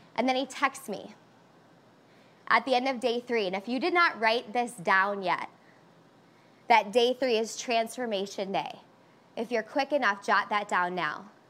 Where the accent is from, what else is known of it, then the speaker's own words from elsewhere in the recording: Chicago, Illinois, United States; I'm a Chicagoan and I'm 100% Greek. So I want you to think about my family right now. South side of Chicago, 100% Greek